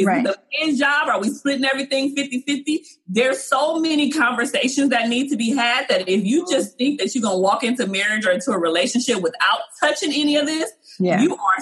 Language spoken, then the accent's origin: English; Compton, California, United States; I was from Compton. There was times growing up in my household where money was funny.